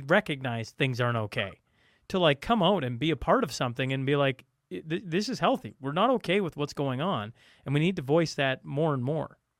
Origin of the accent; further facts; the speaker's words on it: Alberta, Canada; I'm talking about my hometown. I'm talking about the two biggest cities in, in, uh, in Alberta